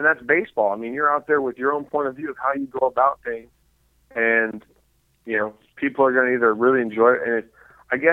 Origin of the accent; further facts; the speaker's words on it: Seattle, Washington, United States; now in Houston, United States; growing up in Seattle